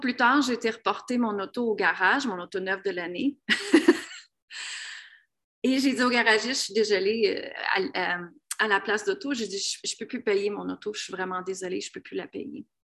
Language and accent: French; Canada; moved away as an adult; also born or lived in United States; Moi, je viens d'une petite ville, je viens de la ville de Grimby